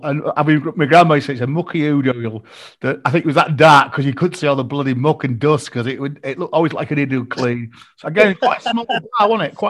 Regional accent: Malton, Yorkshire and the Humber, United Kingdom; moved away; we said last week that we're all from Malton originally. Malton's a small market town in North Yorkshire. It's about halfway between York and Scarborough

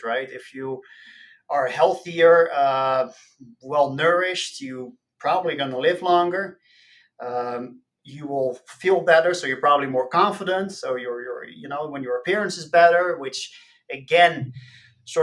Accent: outside Rotterdam, South Holland, Netherlands; moved away as an adult; Born and raised in the Netherlands. I grew up outside of Rotterdam, which is a major port city

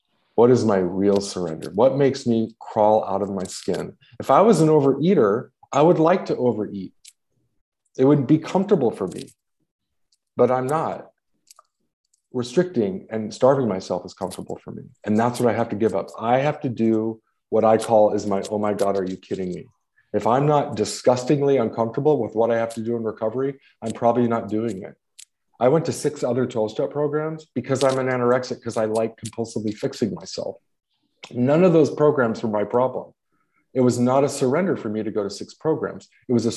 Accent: Los Angeles, California, United States; I'm from Los Angeles.

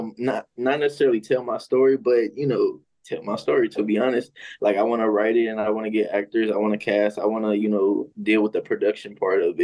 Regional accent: St. Louis, Missouri, United States; now in Atlanta, United States; I'm from St. Louis. I'm currently based in Atlanta, Georgia right now

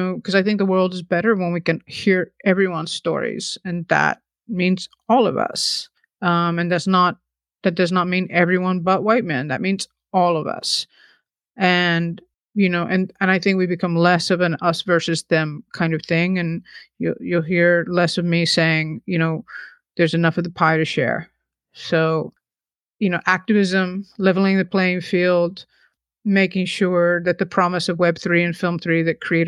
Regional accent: the South, United States; now in New York, United States; growing up in the South, and I'm such a New Yorker, but I did grow up in the South.

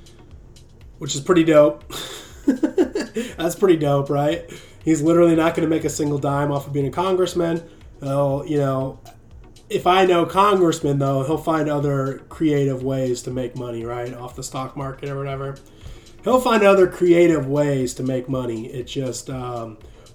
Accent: Central Illinois, United States; moved away as an adult; also born or lived in California; now in Nashville, United States; I'm originally from Illinois, born and raised there. I moved to California for like 9 years. And now I live in Nashville.

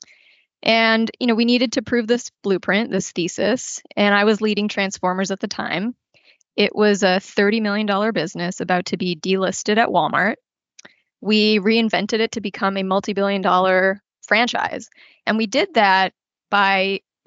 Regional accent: Canada; moved away as an adult; also born or lived in Toronto; now in United States; I'm actually a Canadian and got my first job out of university at Hasbro in their Toronto office

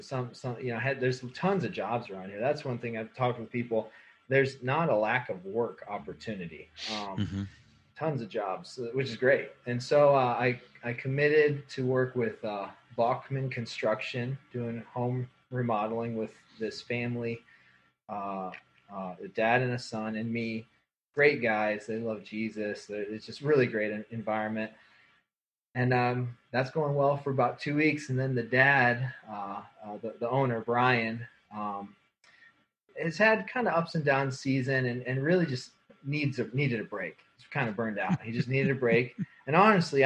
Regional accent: United States; also born or lived in Northern Ohio / Colorado / Kansas City; now in Goshen, United States; I grew up in Northern Ohio and Colorado, my upbringing

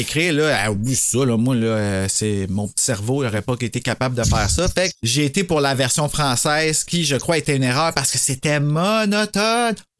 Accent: Gatineau, Quebec, Canada; on vient tous de Gatineau

